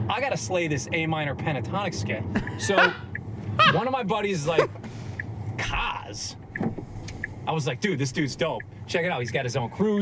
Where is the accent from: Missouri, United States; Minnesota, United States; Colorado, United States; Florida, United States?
Minnesota, United States; also born or lived in New York; Well, I grew up there. I'm from Minnesota. I was born in New York, but I'm from Minnesota.